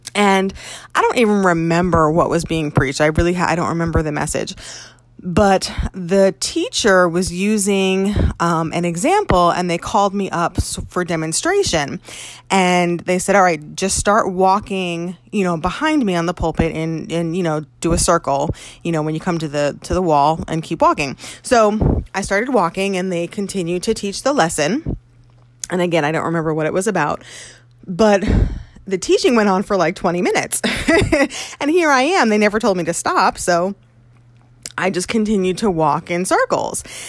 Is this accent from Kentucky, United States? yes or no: no; Connecticut, United States; moved away as an adult; also born or lived in New York; it was back in Connecticut where I was uh, from.